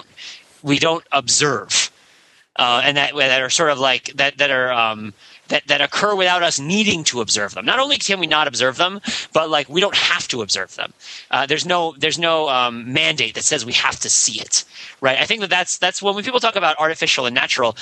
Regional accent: New Jersey, United States; moved away; Route 17 runs through my town in New Jersey where I grew up.

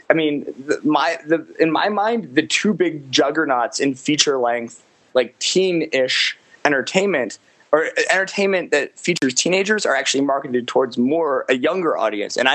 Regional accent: Los Angeles, California, United States; growing up in Los Angeles

